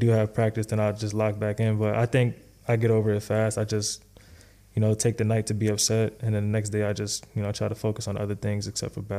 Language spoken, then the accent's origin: English; New York, United States; I'm from New York, bro. So, so I mean, like isolation. I feel like I grew up, you know, playing like